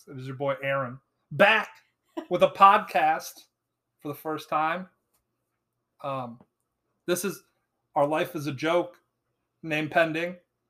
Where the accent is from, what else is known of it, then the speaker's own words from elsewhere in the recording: Wisconsin, United States; Born and raised in Wisconsin